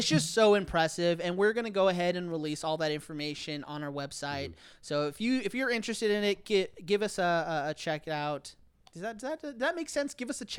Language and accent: English; Glen Cove, New York, United States; Oh, me, I'm from Glen Cove.